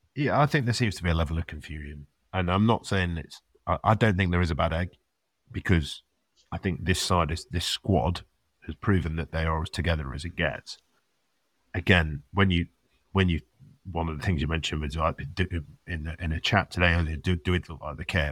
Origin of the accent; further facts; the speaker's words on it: England, United Kingdom; it's not just us being English